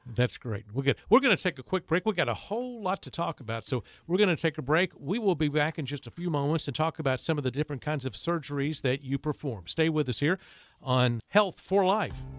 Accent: Kettering, Ohio, United States; moved away; I grew up in Kettering

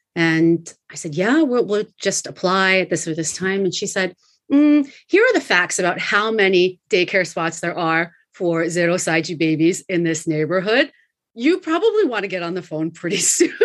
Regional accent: United States; moved away as an adult; also born or lived in Gunma, Japan / Tokyo, Japan; now in Japan; I am American, but I've been here in Japan

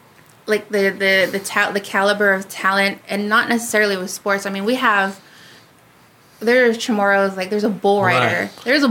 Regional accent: California, United States; now in Guam; I, you know, grew up, I was born in California.

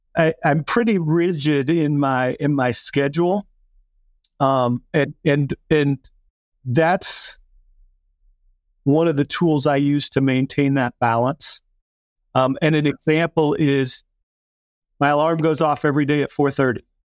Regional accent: South Dakota, United States; I grew up in South Dakota

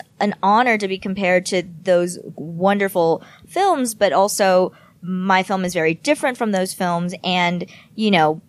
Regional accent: United States; I want to target the American audience first and foremost because I am American.

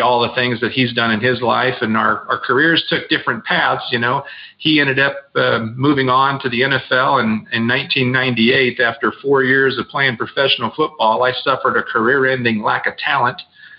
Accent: Southern California, United States; I grew up in sunny Southern California

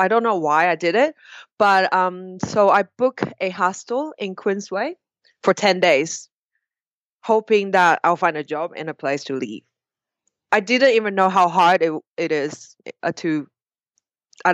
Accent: Taiwan; accent: British; English is a second language; Majority of our culture in Taiwan, like Western culture, is America.

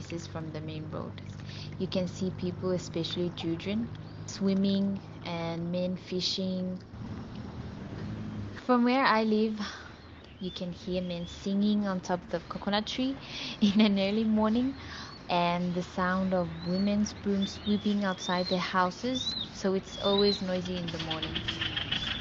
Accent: Kiribati; I'm from Kiribati

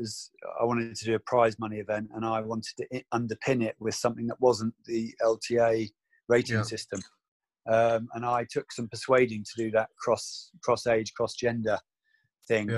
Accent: United Kingdom; I was from the East Coast

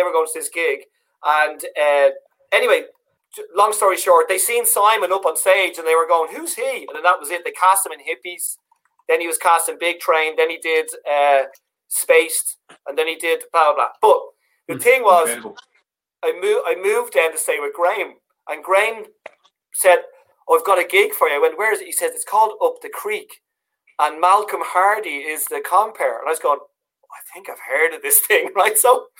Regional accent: Dublin, Leinster, Ireland; accent: Dublin; My accent was very Dublin. Like, I used to talk like this all the time on stage.

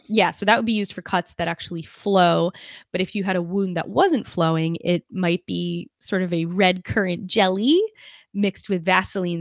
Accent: New York City, New York, United States; I almost said soaring 'cause I'm from Brooklyn

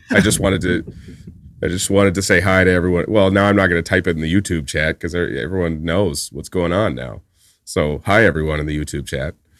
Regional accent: Winnipeg, Manitoba, Canada; moved away as an adult; now in New York, United States; Part of it's being from a place like Winnipeg.

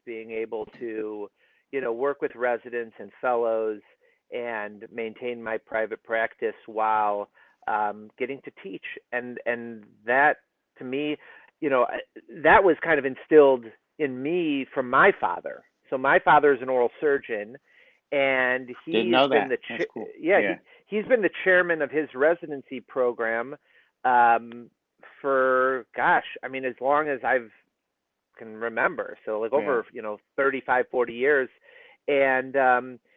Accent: Michigan, United States; moved away as an adult; now in Philadelphia, United States; I grew up in Michigan

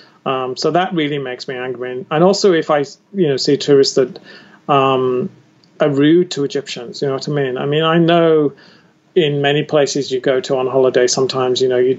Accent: United Kingdom; I'm British

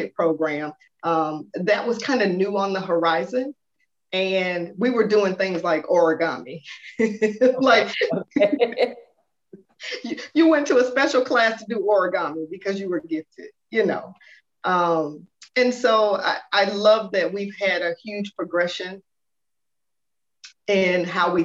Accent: Atlanta, Georgia, United States; born and raised right here, Metro Atlanta

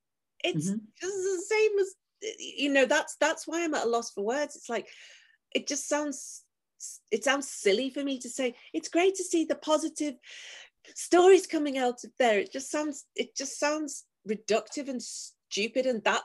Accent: Liverpool, North West England, United Kingdom; I'm from Liverpool

